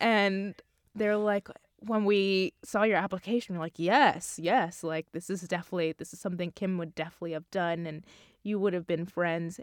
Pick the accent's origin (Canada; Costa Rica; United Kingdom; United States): United States; Long Island, New York; I'm from Long Island, so I actually live at home